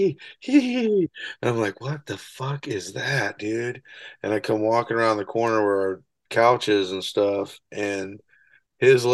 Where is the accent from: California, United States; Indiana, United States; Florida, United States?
Indiana, United States; North Webster; also born or lived in La Porte, Indiana; I'm from North Webster. It's in between Fort Wayne and here